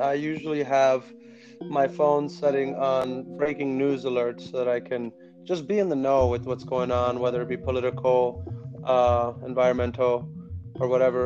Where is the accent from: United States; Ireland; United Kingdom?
United States; Chicago, Illinois; Born and raised in Chicago, moved to the South Side